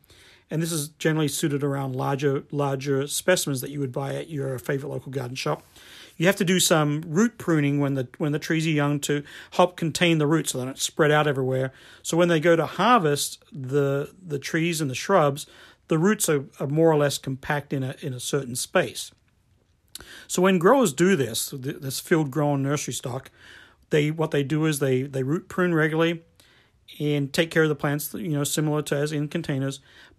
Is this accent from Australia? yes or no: yes; Australia; moved away as an adult; now in United States; I remember the first time I came to the US from Australia and I was working at a garden shop or a garden center